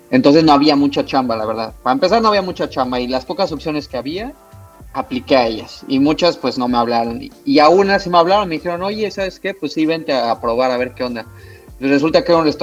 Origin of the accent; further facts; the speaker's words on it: Mexico; moved away as an adult; now in Canada; cuando yo llegué aquí a Canadá, estaba todo súper cerrado. O sea, cuando yo me fui de México